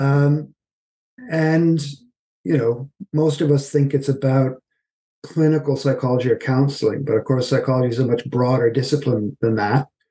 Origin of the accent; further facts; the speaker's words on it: Canada; moved away as an adult; also born or lived in Halifax, Nova Scotia; now in United Kingdom; I'm originally from Canada